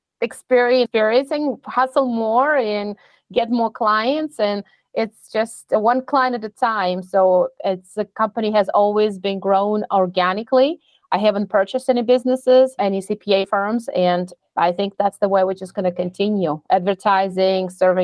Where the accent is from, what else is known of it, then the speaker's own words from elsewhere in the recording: Russia; also born or lived in Florida, United States; now in Colorado, United States; I came from Russia about 25 years ago.